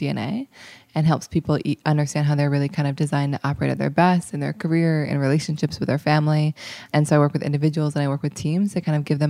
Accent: Seattle, Washington, United States; now in New York, United States; I'm 29 years old and I'm from Seattle, Washington.

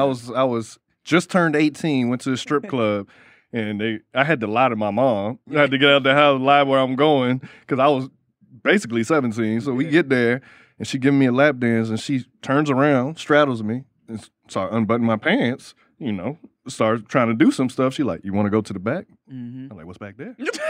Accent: Miami, Florida, United States; moved away; I'm from Miami

